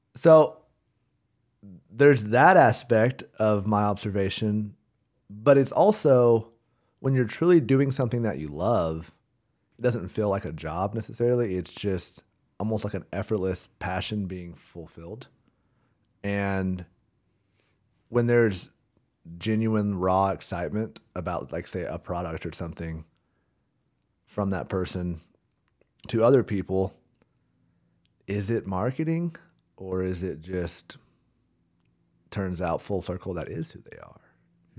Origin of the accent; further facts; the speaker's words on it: Rogers, Arkansas, United States; born and raised in Rogers, Arkansas.